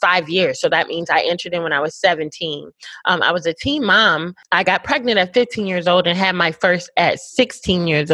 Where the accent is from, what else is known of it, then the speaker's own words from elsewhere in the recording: Connecticut, United States; moved away as an adult; now in Houston, United States; I grew up in Connecticut, which is like 45 minutes from New York City